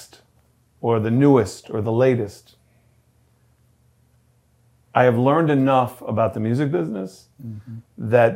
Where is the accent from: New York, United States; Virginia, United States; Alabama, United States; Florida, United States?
New York, United States; New York City; every dude I grew up with in Redfern